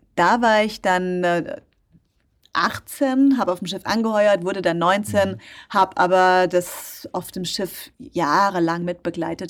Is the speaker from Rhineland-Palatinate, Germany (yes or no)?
yes; Rhineland-Palatinate, Germany; in der Nähe von meinem Heimatort stattfand, in der Pfalz bin ich geboren